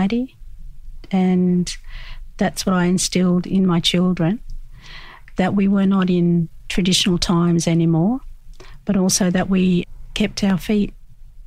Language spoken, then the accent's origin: English; Australia; We lived in the bush and had lots of mob around